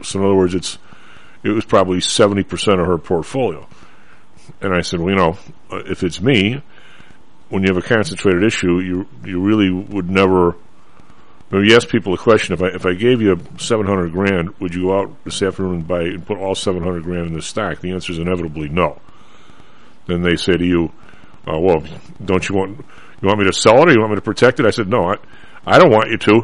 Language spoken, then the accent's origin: English; Chicago, Illinois, United States; you and I grew up in Chicago